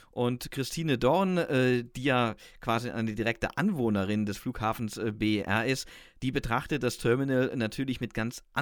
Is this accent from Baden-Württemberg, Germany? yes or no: yes; Stuttgart, Baden-Württemberg, Germany; als Stuttgarter